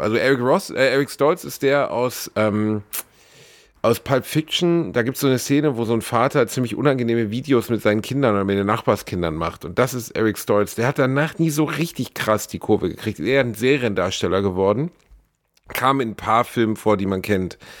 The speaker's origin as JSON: {"language": "German", "town": "Gelsenkirchen", "region": "North Rhine-Westphalia", "country": "Germany", "tie": "born or raised there", "said": "Ich komme aus Gelsenkirchen, ich war der einzige deutschstämmige Junge in der ganzen Klasse"}